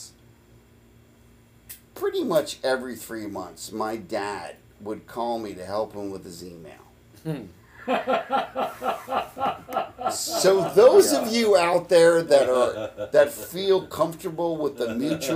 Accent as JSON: {"language": "English", "town": "Kansas City", "region": "Missouri", "country": "United States", "tie": "born or raised there", "said": "I happened to be born... in Kansas City, Missouri"}